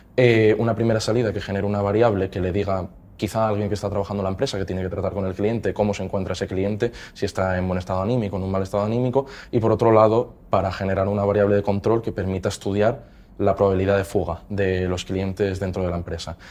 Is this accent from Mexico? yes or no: no; Mieres, Asturias, Spain; vengo de Mieres. Eh, el colegio estudié en el Santo Domingo eh, de Mieres también y el Instituto Bernardo de Quirós